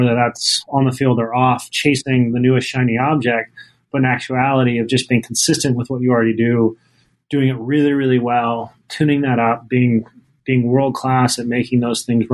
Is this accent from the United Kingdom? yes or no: no; Salt Lake City, Utah, United States; now in Boston, United States; I grew up in Salt Lake City